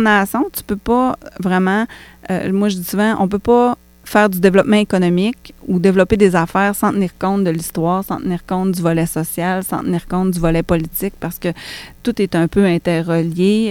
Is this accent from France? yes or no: no; Quebec, Canada; je suis née au Québec puis que je suis autochtone